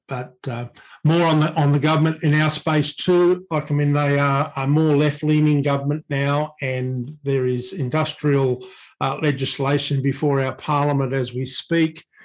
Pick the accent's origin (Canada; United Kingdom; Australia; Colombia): Australia; we are a part of Asia